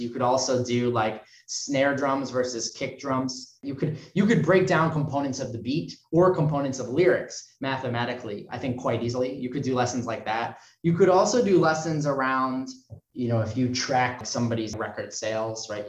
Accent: New York City, New York, United States; I was raised in New York City

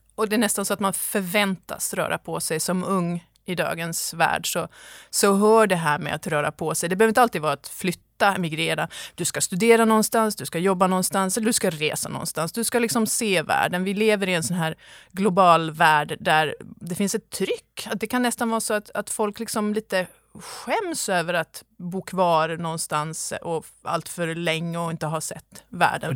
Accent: Sweden; jag är själv från Sverige, men min mamma är från Finland

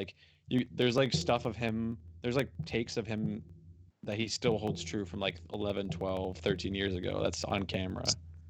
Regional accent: Canada; we are Canadian

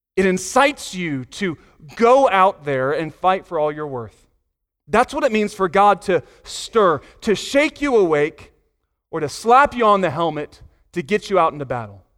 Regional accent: Virginia Beach, Virginia, United States; moved away as an adult; also born or lived in North Carolina (grandparents); now in Pleasant View, Tennessee, United States; I was from the eastern part of Virginia, Virginia Beach, Norfolk area

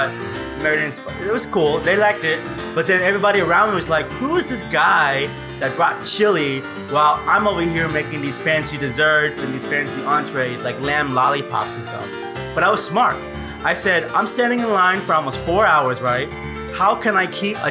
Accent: Conroe, Texas, United States; Born and raised in Conroe, Texas

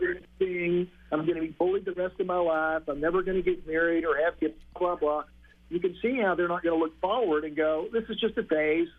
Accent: Texas, United States; moved away as an adult; also born or lived in Boston / New Hampshire; so I grew up in Texas. I lived there for the first 35 years of my life, and then I came to Boston

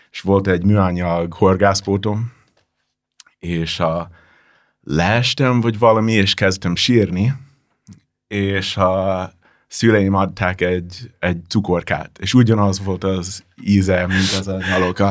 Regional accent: New Jersey, United States; Hungarian is a second language; moved away; én New Jersey-ben nőttem fel

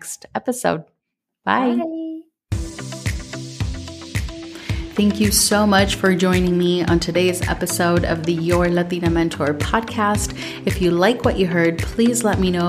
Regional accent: Minnesota, United States; I grew up in Minnesota, where it's like so white

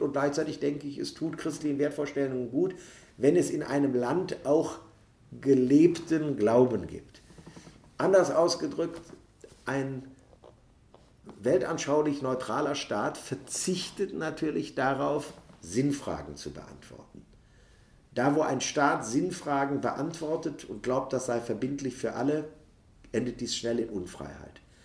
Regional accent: Neuss, North Rhine-Westphalia, Germany; In meiner Heimatstadt Neuss gibt es eine superlebendig griechisch-orthodoxe, äh, Kirchengemeinde

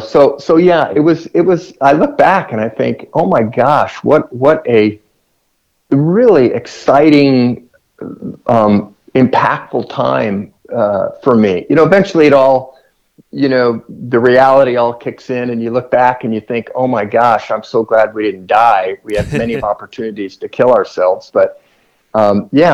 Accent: Irvine, California, United States; I grew up in Irvine, California

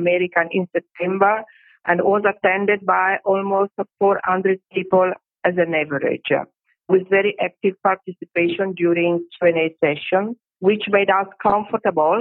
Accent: Italy; I'm from Italy

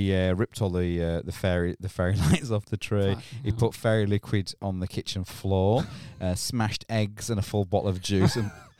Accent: Ireland; Yeah, I'm fucking Irish, yes.

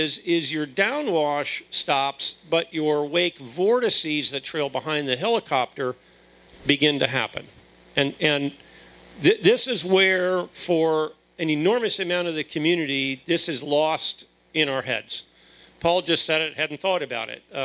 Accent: Akron, Ohio, United States; I'm from Akron, Ohio

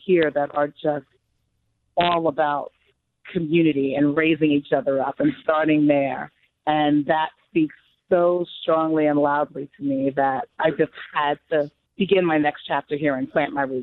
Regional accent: Long Island, New York, United States; We were both born in the States. We were raised in Long Island

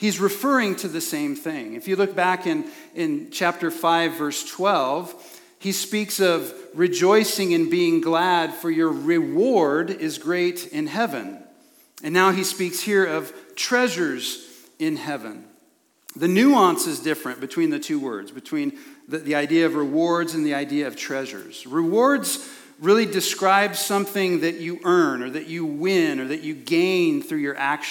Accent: Prineville, Oregon, United States; when I was a kid growing up in Prineville

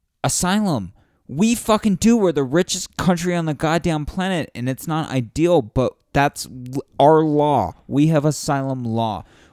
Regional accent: San Diego, California, United States; I grew up in San Diego.

